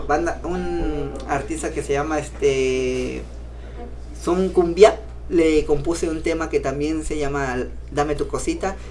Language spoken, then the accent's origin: Spanish; Cintalapa, Chiapas, Mexico; de allá soy de, de Vista Hermosa, municipio de Cintalapa